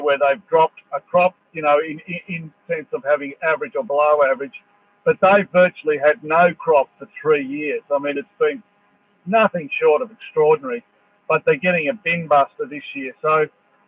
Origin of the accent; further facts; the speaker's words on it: Dubbo, New South Wales, Australia; I come from Dubbo